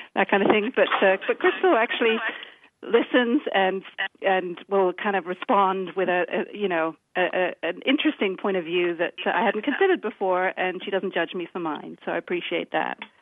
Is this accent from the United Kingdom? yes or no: yes; United Kingdom; accent: British; now in Washington, D.C., United States; You might be able to tell from my accent that uh, I'm, I'm the British one